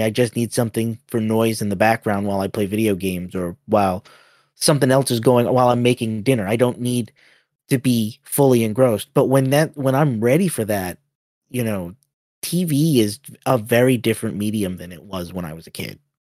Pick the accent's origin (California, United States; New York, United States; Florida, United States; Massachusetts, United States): Massachusetts, United States; Boston; I'm from Boston